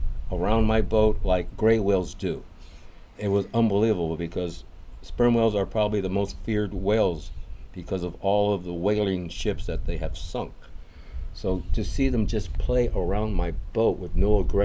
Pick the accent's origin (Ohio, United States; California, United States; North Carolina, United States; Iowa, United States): California, United States; Los Angeles; moved away as an adult; now in Baja California, Mexico; I grew up in Los Angeles, California